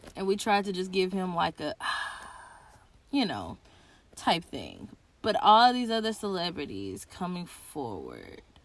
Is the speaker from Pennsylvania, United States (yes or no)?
no; Tennessee, United States; I'm from Tennessee